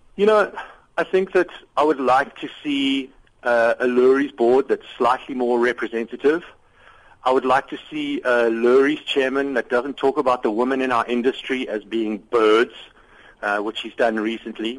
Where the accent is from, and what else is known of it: South Africa; moved away